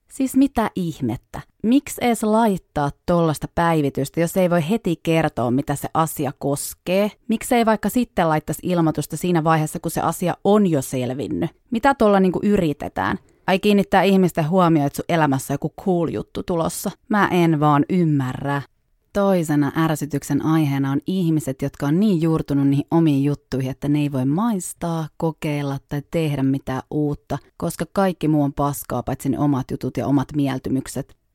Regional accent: Savonia, Finland; accent: Savo dialect; No nyt tähän voi sitten joku heittää, että miksi mulla ei kunnollista Savon murretta, kun on sieltä kotosi.

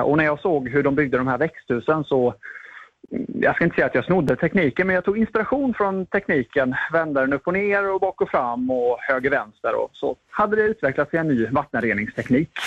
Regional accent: Halmstad, Halland County, Sweden; min hemkommun Halmstad som äh, hela uppväxten har drabbats av vattenbrist

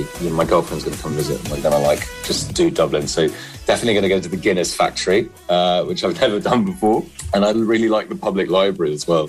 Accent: London, United Kingdom; I grew up in London.

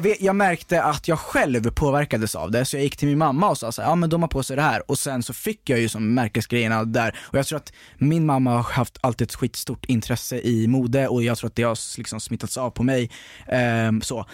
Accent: outside Stockholm, Stockholm County, Sweden; jag växte upp utanför Stockholm

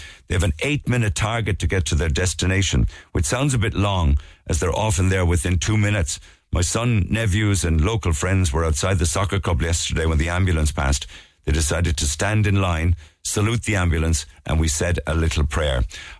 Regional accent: Passage West, Munster, Ireland; now in Boston, United States; I'm back home from Boston for a couple of weeks with my son and nephew, who are 9 and 10. It's beyond devastating what unfolded in our town of Passage yesterday. I grew up swimming in those waters

